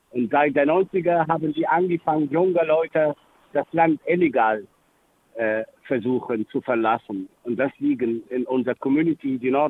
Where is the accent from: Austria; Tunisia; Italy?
Tunisia; German is a second language; Aber in unserer Geschichte im äh, Mittelmeerraum, früher als Tunesier, wir haben, ich meine, früher in der 60er, 70er, 80er, bevor die EU entstanden ist, wir haben immer die Möglichkeit gehabt, frei zu reisen. Das gab immer wieder eine Hin- und Zurück in der Heimat damals.